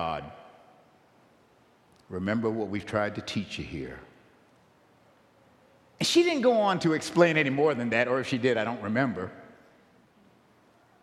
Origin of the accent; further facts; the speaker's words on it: Buffalo, New York, United States; I grew up in St. Philip's Church. St. Philip's Church in Buffalo, New York, many years ago.